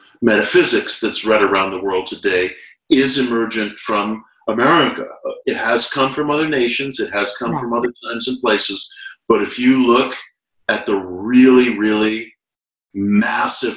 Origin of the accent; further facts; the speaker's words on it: United States; as an American